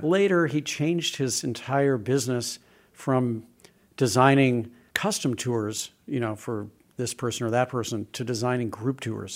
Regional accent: St. Louis, Missouri, United States; I grew up in Saint Louis, and my dad was a travel agent

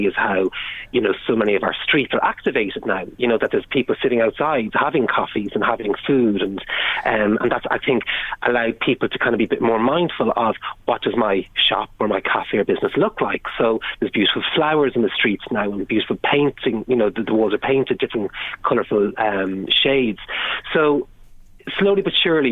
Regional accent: Navan, County Meath, Ireland; my hometown of Navan

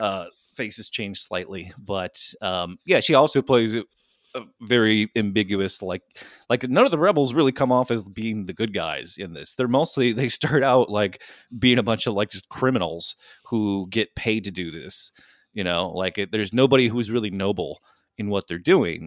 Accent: United States; I'm an American

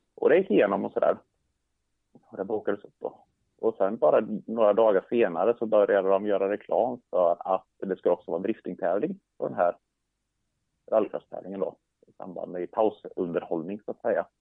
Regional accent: Sweden; jag skulle komma ner som svensk

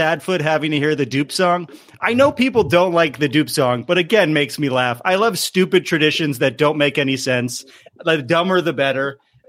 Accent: Stratford, Connecticut, United States; I grew up outside of Bridgeport in a town called Stratford. So like not nice Connecticut.

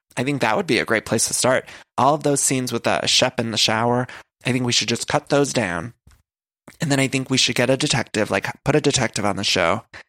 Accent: Solon, Ohio, United States; when I was growing up in Ohio, in high school

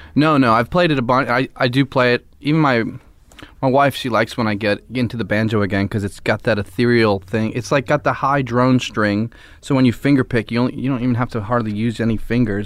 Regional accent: Philadelphia, Pennsylvania, United States; No, I live in Philly. I'm from Philly and I live there still

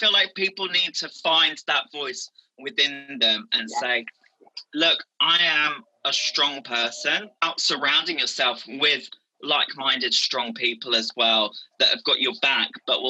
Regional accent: Essex, East of England, United Kingdom; moved away; I'm from Essex

